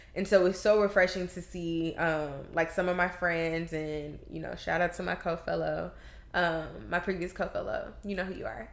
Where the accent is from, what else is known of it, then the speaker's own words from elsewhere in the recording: the South, United States; We come from the South